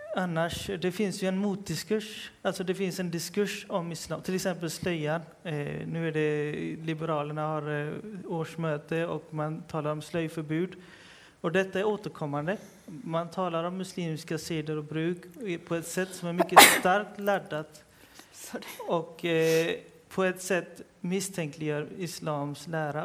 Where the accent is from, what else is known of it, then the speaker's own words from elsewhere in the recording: Partille, Västra Götaland, Sweden; jag är för, själv född och uppvuxen i Partille